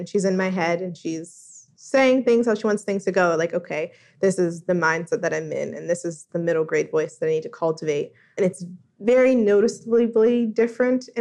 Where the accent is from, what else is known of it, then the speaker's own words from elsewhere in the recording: New Jersey, United States; moved away as an adult; now in Washington, D.C., United States; I grew up in New Jersey, of course, and not in the 1940s